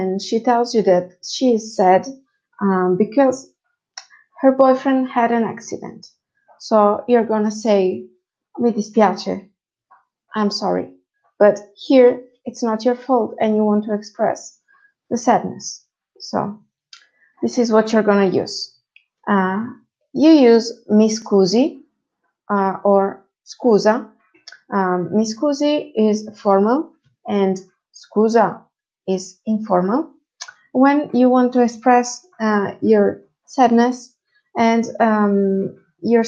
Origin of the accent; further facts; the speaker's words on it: Italy; first language Italian; English is a second language; I'm also an Italian native speaker